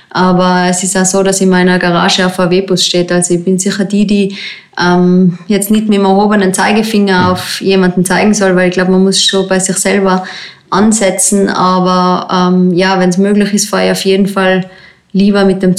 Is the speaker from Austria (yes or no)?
yes; Tyrol, Austria; Im Zillertal gibt es den Zillergrund, das ist eigentlich mein Heimgebiet, wo ich aufgewachsen bin als Boulderin.